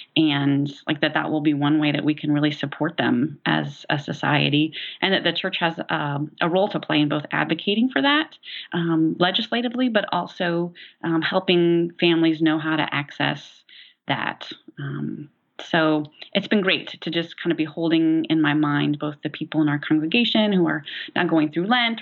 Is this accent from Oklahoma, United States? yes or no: yes; Tulsa, Oklahoma, United States; now in Decatur, United States; I grew up in Tulsa, Oklahoma